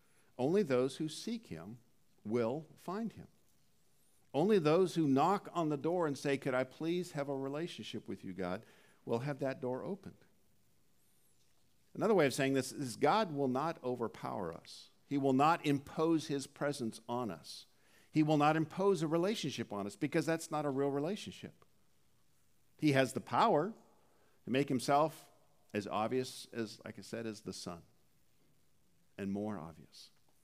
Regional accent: Dallas, Oregon, United States; also born or lived in Jamestown, North Dakota / Cairnport, Saskatchewan; I was born in Jamestown, North Dakota. We then moved to Cairnport, Saskatchewan. See if you can find that on a map. Then we moved to Dallas, Oregon, where I graduated from high school.

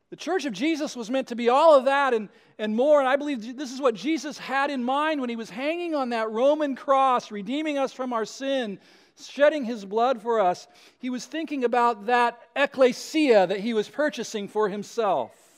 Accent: West Coast, United States; I was, uh, born and raised on the West Coast

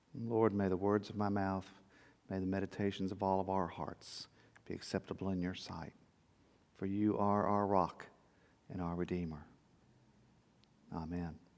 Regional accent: South Texas, United States; growing up in South Texas

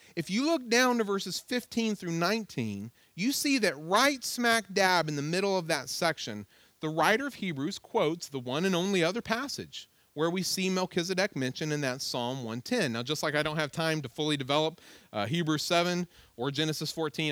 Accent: Virginia, United States; I was like, "Virginia."

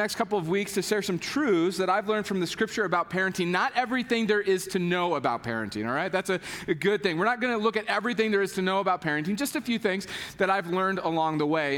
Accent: Kentucky, United States; I am from Kentucky

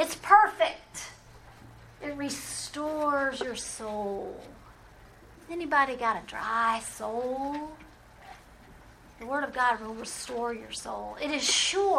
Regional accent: New Orleans, Louisiana, United States; Growing up in New Orleans

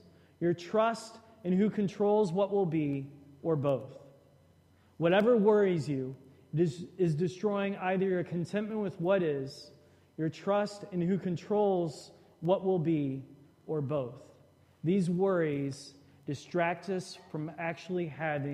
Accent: Shreveport, Louisiana, United States; growing up in Shreveport, Louisiana.

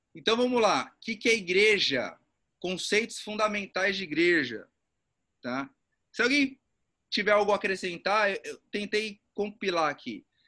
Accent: São Paulo, Brazil; moved away; Sou de São Paulo

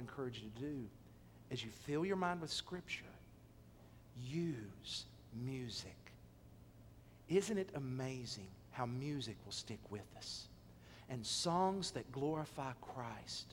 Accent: Athens, United States; My hometown of Athens

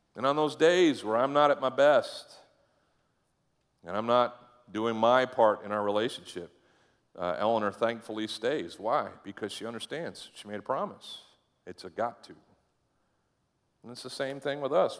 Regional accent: Caribou, Maine, United States; moved away; I went to my thirtieth high school, uh, reunion up in Caribou, Maine. Uh, go all, all the way to the end of Route one, pretty much, and that's where I lived

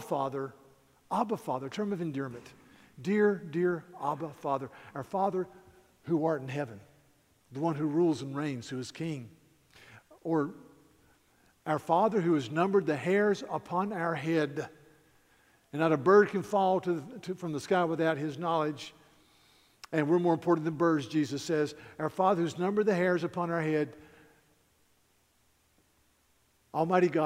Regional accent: near Mount Pilot, North Carolina, United States; it's about a small town in North Carolina, very close to Mount Pilot, and I could see Mount Pilot from my front door. So I grew up in Mayberry, basically.

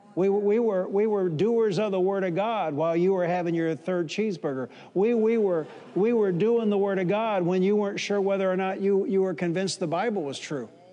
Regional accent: Detroit, Michigan, United States; I'm from Detroit

